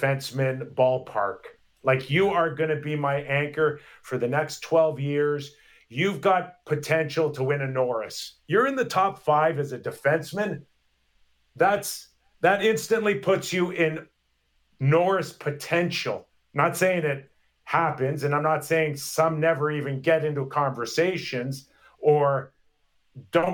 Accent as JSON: {"language": "English", "town": "Toronto", "region": "Ontario", "country": "Canada", "tie": "born or raised there", "said": "I was born and raised in Toronto"}